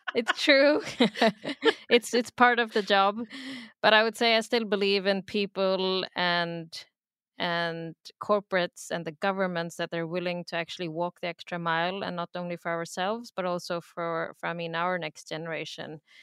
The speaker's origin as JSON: {"language": "English", "country": "Sweden", "tie": "born or raised there", "also_born_or_lived": "Pakistan", "said": "I'm from Pakistan, I'm born in Sweden, and then when I was young, we would travel back every other year"}